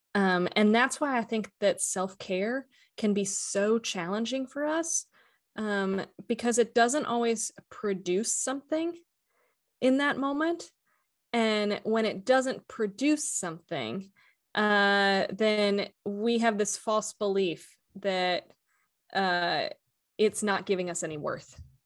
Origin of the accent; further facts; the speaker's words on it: Atlanta, Georgia, United States; I am currently located in Atlanta, Georgia, um, grew up most of my life here